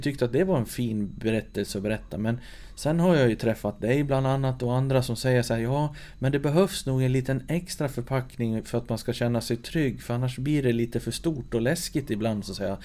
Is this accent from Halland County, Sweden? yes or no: no; Sollerön, Dalarna County, Sweden; Jag är född och uppvuxen på Sollerön, mitt i Siljan